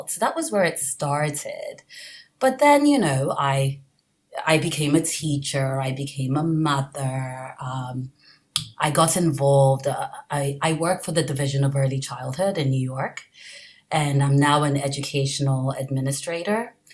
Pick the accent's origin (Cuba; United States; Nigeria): Nigeria; born there; also born or lived in England / France / Caribbean; I was born in Nigeria.